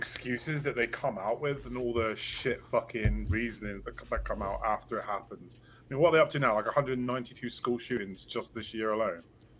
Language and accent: English; England, United Kingdom